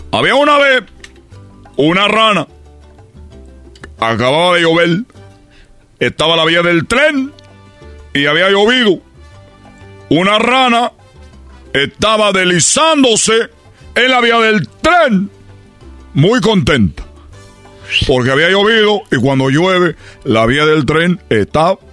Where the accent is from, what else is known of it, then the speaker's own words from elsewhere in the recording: Cuba; yo como cubano, quiero yo decir a los mexicanos